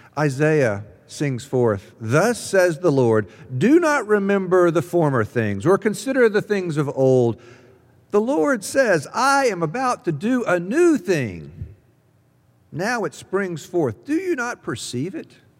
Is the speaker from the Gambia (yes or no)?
no; Jackson, Mississippi, United States; now in Columbus, United States; I grew up in Jackson, Mississippi.